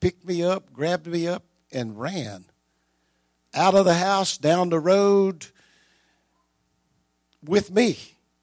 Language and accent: English; Delhi, Louisiana, United States; also born or lived in Epps, Louisiana; I was born in Delhi in the hospital on October the 4th